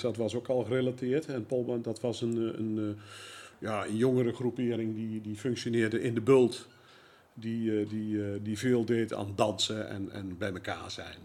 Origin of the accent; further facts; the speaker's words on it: Zevenaar, Gelderland, Netherlands; geboren en getogen in Zevenaar.